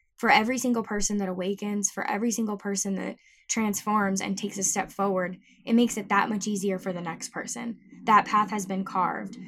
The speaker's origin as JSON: {"language": "English", "town": "Tucson", "region": "Arizona", "country": "United States", "tie": "born or raised there", "moved": "yes", "said": "I flew out to my hometown of Tucson"}